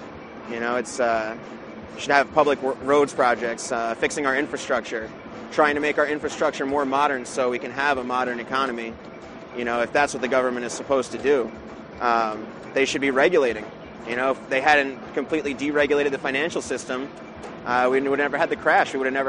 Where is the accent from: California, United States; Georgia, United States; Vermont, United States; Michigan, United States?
Vermont, United States; I'm from Vermont.